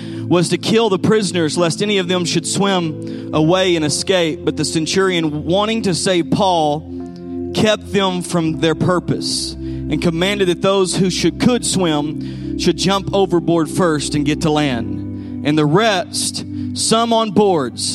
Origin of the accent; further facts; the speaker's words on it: Texas, United States; also born or lived in San Angelo, Texas; we're from Texas